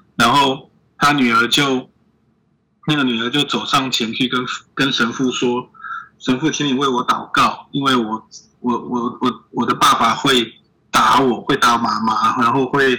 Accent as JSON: {"language": "Chinese", "country": "Taiwan", "said": "我们台湾人"}